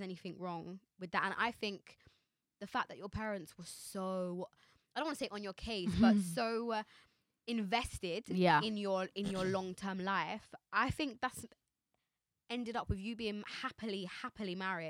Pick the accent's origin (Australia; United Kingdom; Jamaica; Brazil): Jamaica; I'm Jamaican